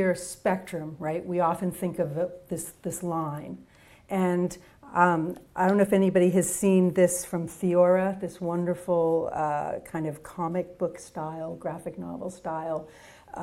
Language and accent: English; Boston, Massachusetts, United States; I'm from Boston